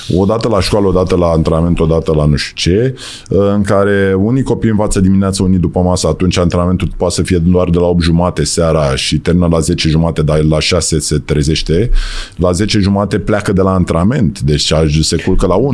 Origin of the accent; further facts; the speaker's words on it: Romania; also born or lived in United States; Suntem români